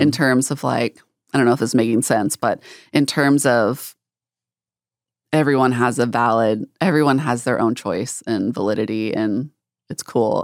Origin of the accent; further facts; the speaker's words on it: North Texas, United States; growing up in North Texas, there's, um, I'm really close to the border of Oklahoma